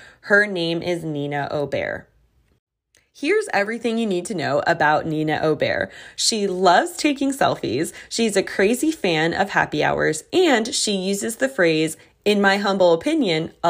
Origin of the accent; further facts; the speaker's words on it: Fort Lauderdale, Florida, United States; moved away as an adult; now in Charlotte, United States; I grew up in South Florida. My parents are still there. My whole foundation is built there in Fort Lauderdale, Florida